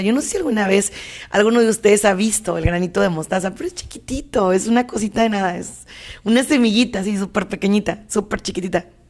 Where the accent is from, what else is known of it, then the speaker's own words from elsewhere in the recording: Mexico; como mexicana